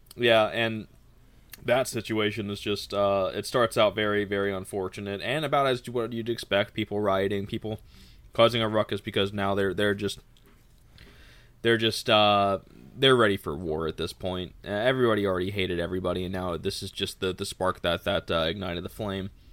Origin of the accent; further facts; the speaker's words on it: Texas, United States; I'm a Texan